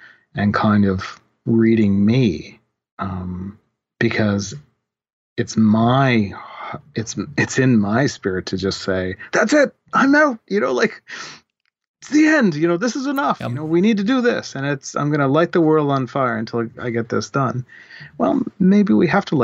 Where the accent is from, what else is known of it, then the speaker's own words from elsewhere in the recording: Canada; I'm a Canadian Christian theologian